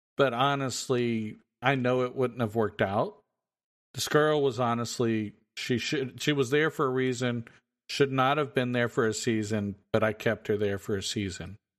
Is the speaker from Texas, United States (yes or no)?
yes; Texas, United States; we're from Texas